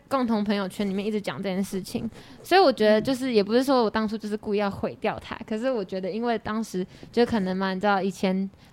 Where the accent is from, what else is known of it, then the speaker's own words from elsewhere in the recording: Taichung, Taiwan; moved away; 我是台中人，对。然后我就一直待在台中西屯区那个小小的圈子里面